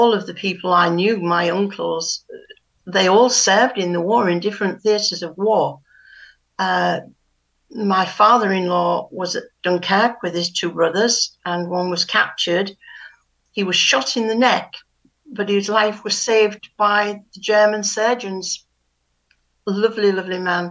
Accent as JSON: {"language": "English", "town": "Hull", "region": "Yorkshire and the Humber", "country": "United Kingdom", "said": "I'm from Hull"}